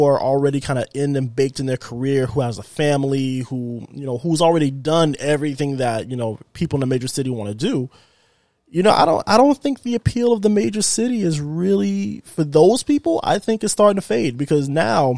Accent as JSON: {"language": "English", "region": "Florida", "country": "United States", "moved": "yes", "lives_now": "Houston, United States", "said": "I'm from Florida"}